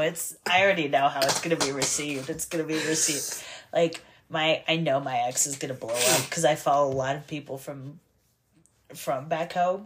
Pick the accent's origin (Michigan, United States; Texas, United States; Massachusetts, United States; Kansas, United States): Texas, United States; moved away; I'm in Texas and I'm back near my hometown